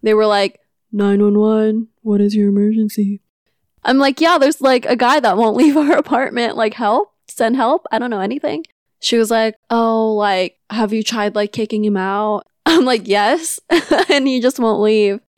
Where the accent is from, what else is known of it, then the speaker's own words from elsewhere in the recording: Manila, Metro Manila, Philippines; now in California, United States; I'm from Manila and moved to California with my family in two thousand six.